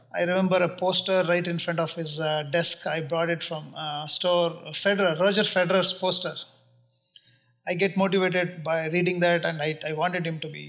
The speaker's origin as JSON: {"language": "English", "town": "Bangalore", "region": "Karnataka", "country": "India", "tie": "born or raised there", "also_born_or_lived": "Chicago", "moved": "as an adult", "lives_now": "United States", "said": "born and brought up in Bangalore. I went to school there."}